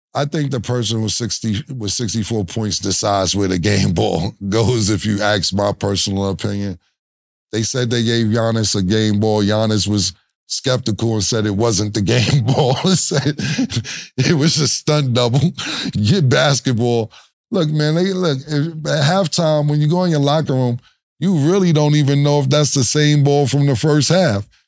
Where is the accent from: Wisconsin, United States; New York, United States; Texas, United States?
New York, United States; we from Harlem